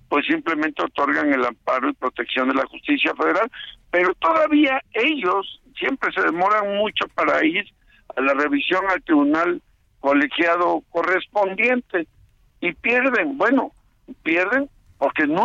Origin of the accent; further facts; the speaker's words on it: Veracruz, Mexico; como somos los veracruzanos